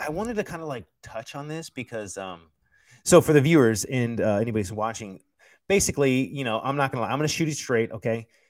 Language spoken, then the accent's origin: English; United States; I'm an American